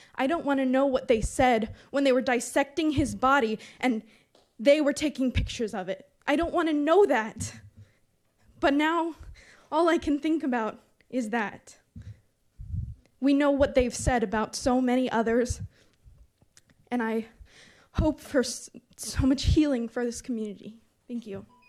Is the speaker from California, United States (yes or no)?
yes; Berkeley, California, United States; moved away as an adult; now in Antioch, United States; Growing up in Berkeley